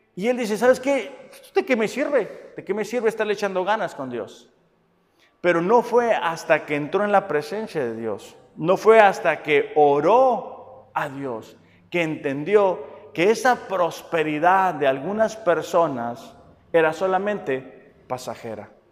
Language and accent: Spanish; Mexicali, Baja California, Mexico; yo que soy de Mexicali